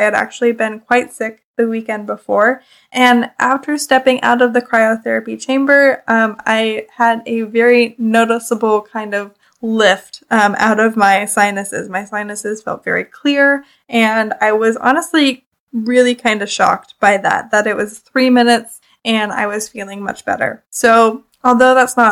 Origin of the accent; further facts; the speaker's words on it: Canada; I'm Canadian